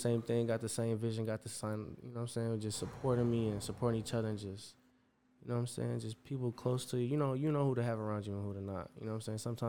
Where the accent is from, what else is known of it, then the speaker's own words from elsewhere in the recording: East Chicago, Indiana, United States; moved away as an adult; now in Chicago, United States; born and raised in East Chicago